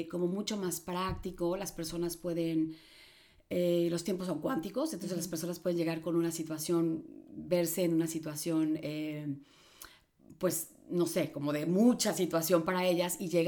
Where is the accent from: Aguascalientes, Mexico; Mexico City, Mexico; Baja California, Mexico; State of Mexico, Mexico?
Mexico City, Mexico; born there; yo nací en la Ciudad de México, pero mi familia es